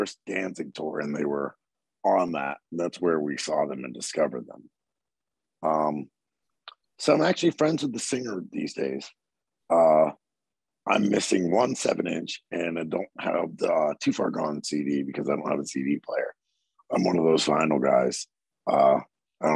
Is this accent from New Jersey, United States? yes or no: no; Southern Maryland, United States; I'm from Southern Maryland